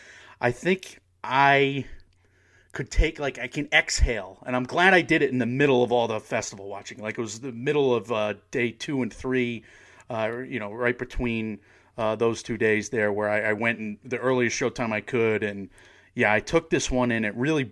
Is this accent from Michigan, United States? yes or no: no; Connecticut, United States; also born or lived in New York City; Maybe that's why I love it so much, because I'm from Connecticut. I'm from the, you know, I went to school in New York City, and I'm used to, you know, East Coasters.